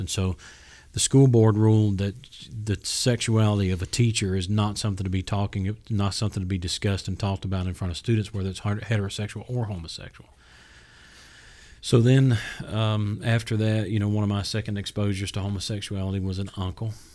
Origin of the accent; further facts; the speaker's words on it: South Georgia, United States; having been born and raised in South Georgia